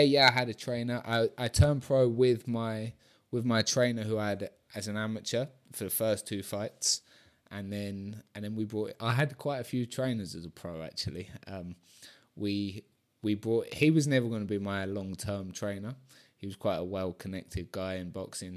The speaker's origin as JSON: {"language": "English", "town": "Brighton", "region": "South East England", "country": "United Kingdom", "tie": "born or raised there", "also_born_or_lived": "London", "moved": "as an adult", "lives_now": "Mallorca, Spain", "said": "Brighton, uh, my hometown"}